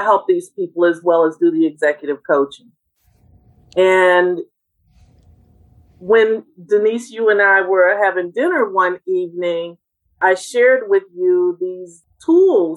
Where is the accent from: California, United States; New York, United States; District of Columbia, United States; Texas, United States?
District of Columbia, United States; Washington; we're from Washington, D.C.